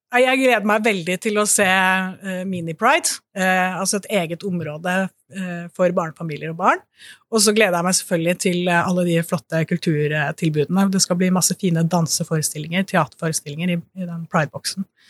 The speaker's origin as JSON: {"language": "Norwegian", "town": "Bø", "region": "Vestfold og Telemark", "country": "Norway", "tie": "born or raised there", "moved": "yes", "said": "pride i Bø, der jeg kommer fra, som jeg har vokst opp"}